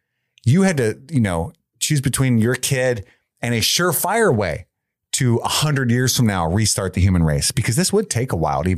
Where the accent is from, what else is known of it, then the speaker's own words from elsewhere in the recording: Union, Kentucky, United States; Side note, I grew up in Union, Kentucky